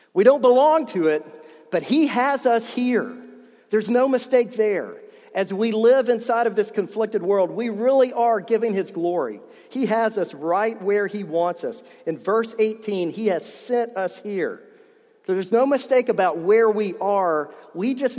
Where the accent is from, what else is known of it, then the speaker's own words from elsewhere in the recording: East Tennessee, United States; I grew up in East Tennessee